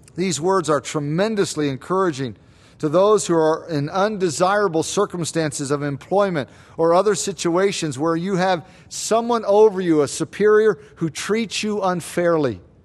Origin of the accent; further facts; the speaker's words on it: United States; us as American Christians